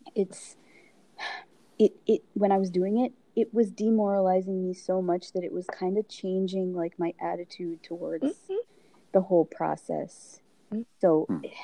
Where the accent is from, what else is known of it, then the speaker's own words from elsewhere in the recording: United States; I was born in America